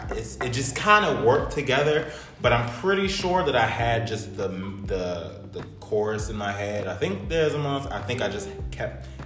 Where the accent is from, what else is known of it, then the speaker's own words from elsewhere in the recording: New Kent, Virginia, United States; New Kent, my hometown.